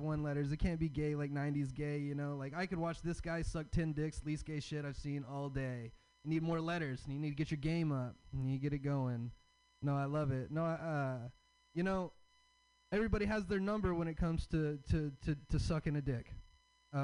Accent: the South, United States; I'm from the South. I have a Southern dad and I have a hippie mom

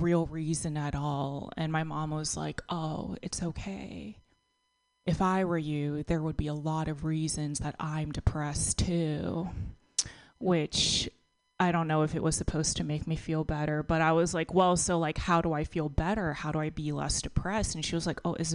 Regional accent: Texas, United States; now in California, United States; I grew up in a pretty conservative town in Texas

